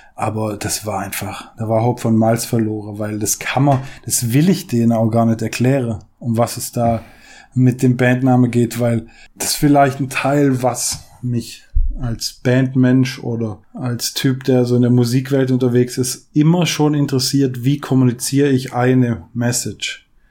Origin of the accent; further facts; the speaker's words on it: St. Georgen, Germany; Also ich war in St. George selbst, in der Stadt, neun Jahre auf der Schule